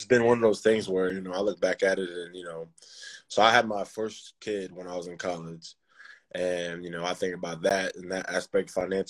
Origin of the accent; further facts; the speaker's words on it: Sugar Hill, Georgia, United States; I grew up in Sugar Hill. Went to Lanier High School in Sugar Hill.